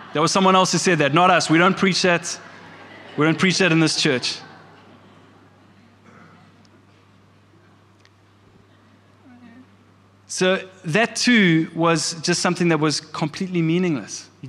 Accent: Kloof, KwaZulu-Natal, South Africa; I grew up in the church. I grew up in the Methodist church here in Kloof. We lived literally down the road from the Methodist church.

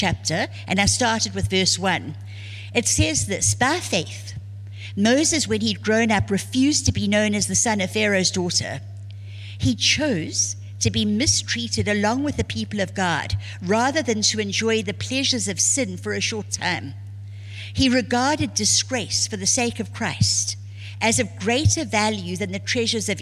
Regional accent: South Africa; I was born and raised in South Africa

